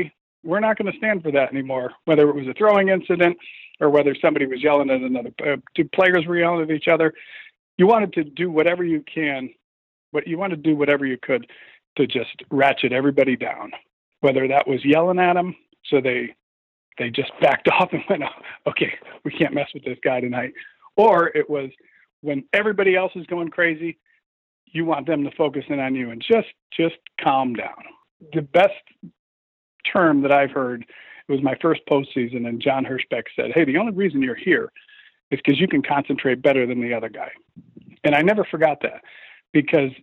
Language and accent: English; Connecticut, United States; I'm a kid from Connecticut